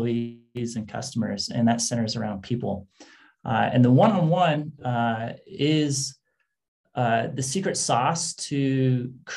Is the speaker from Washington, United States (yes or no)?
yes; Washington, United States; moved away as an adult; now in California, United States; I grew up in Washington State in the Great Northwest.